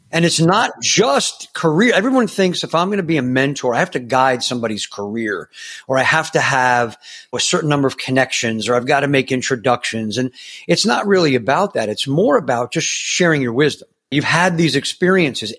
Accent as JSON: {"language": "English", "region": "New York", "country": "United States", "tie": "born or raised there", "said": "I grew up in New York"}